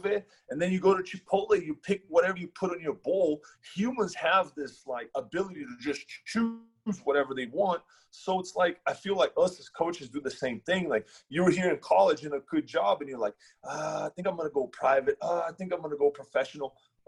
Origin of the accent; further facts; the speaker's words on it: Brazil; now in United States; we're from Brazil